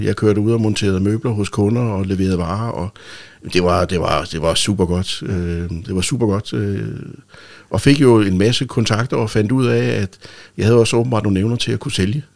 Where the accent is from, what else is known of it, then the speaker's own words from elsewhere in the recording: Rønne, Capital Region of Denmark, Denmark; jeg er født i Rønne den 11. Øh, marts 1965 ja. ved en hjemmefødsel faktisk